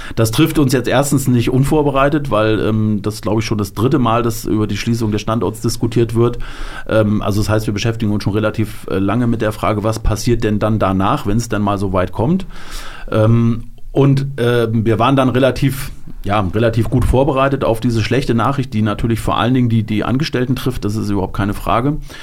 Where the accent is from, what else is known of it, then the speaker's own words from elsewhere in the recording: Delmhorst, Lower Saxony, Germany; moved away as an adult; now in Hanau, Germany; meine Heimatstadt, da wo ich gewohnt habe, Delmhorst